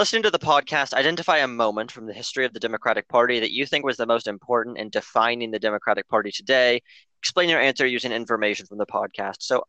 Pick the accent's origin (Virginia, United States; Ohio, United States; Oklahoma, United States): Oklahoma, United States; Because hi, I'm from Oklahoma.